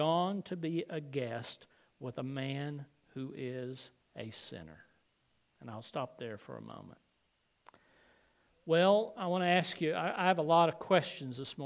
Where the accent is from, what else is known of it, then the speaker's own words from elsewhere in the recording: the South, United States; when almost everyone I knew growing up in the South went to church at some time